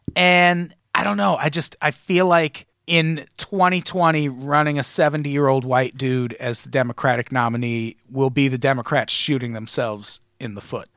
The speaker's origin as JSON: {"language": "English", "region": "Midwest", "country": "United States", "tie": "born or raised there", "said": "I grew up in the Midwest"}